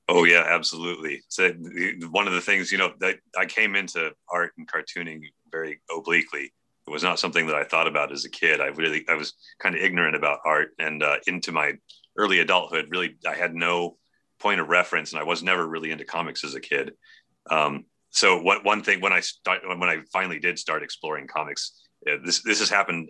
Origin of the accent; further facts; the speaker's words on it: Bay Area, California, United States; moved away as an adult; also born or lived in Oregon; We grew up in the in the Bay Area.